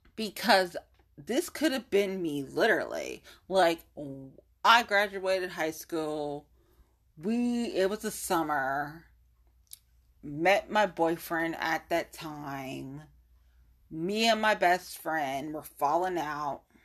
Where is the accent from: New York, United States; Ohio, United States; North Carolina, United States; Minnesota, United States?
Ohio, United States; born or raised there